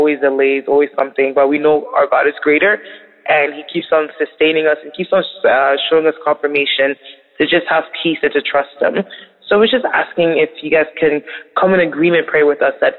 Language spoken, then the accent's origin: English; Canada; We're sisters from Canada